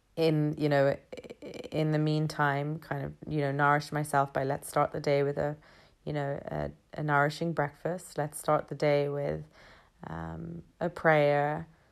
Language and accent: English; London, United Kingdom; I was born and raised in London. I've been here all thirty-three years of my life